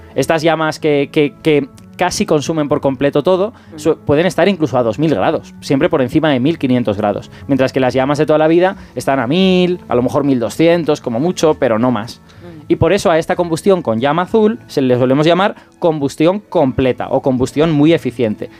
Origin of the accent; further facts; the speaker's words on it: Castellón de la Plana, Valencian Community, Spain; yo soy castellonense de, nacimiento